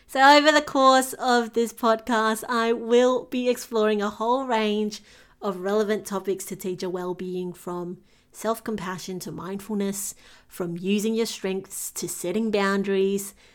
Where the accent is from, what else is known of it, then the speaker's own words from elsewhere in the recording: Singapore; moved away as an adult; now in Melbourne, Australia; I was born and bred in Singapore and made the move to Melbourne in Australia